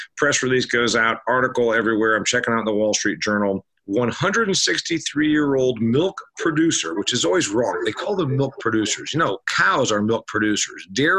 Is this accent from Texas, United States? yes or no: no; Huntington, Indiana, United States; Dean's, in fact, owns a plant in my hometown, Huntington, Indiana. They bought the place where my family used to sell our milk, which was an independent dairy processor.